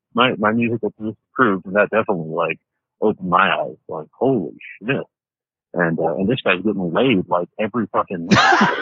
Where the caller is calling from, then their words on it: Hot Springs, Montana, United States; I am calling from your favorite place in the country, Jason, rural Montana.